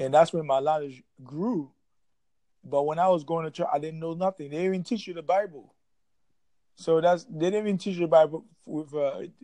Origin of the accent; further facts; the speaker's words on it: Haiti; now in Jacksonville, United States; I'm originally from Haiti. Yeah, Haiti